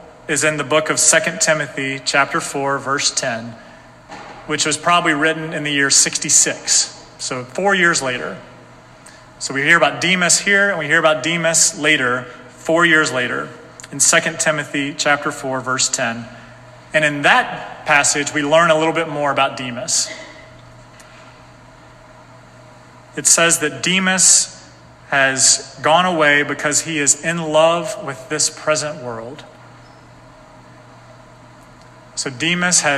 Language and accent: English; North Carolina, United States; moved away as an adult; now in Salem, United States; I'm from North Carolina